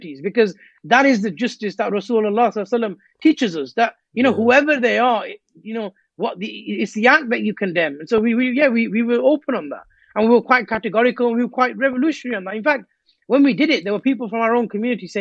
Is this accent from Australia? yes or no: no; Rotherham, Yorkshire and the Humber, United Kingdom; I was born in Rotherham